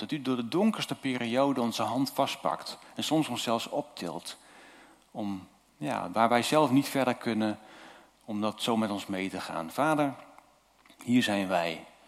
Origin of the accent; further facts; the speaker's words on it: Zuidwolde, Drenthe, Netherlands; moved away as an adult; also born or lived in Julianadorp, Noord-Holland; geboren in Zuidwolde en eh, we, zijn daar, eh, we woonden daar. En toen gingen we naar Noord-Holland